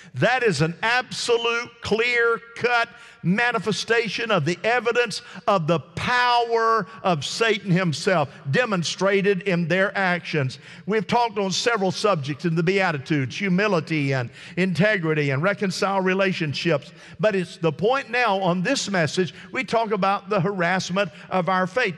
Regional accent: United States; me as an American

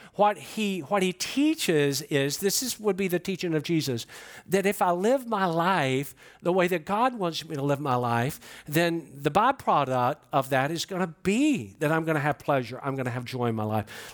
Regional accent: Georgia, United States; I'm from Georgia

